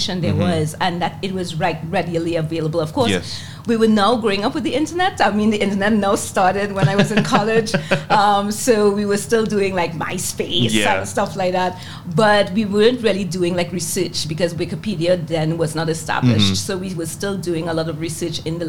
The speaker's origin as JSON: {"language": "English", "region": "Port of Spain", "country": "Trinidad & Tobago", "tie": "born or raised there", "moved": "yes", "lives_now": "United States", "said": "I grew up in Port of Spain, in Trinidad and Tobago, the capital of Trinidad and Tobago"}